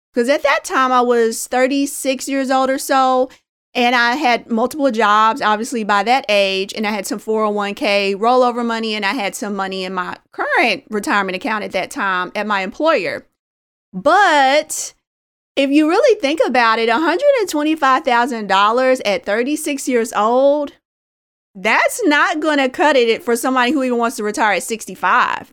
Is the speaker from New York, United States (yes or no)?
no; Indianapolis, Indiana, United States; a young girl growing up in Indianapolis, Indiana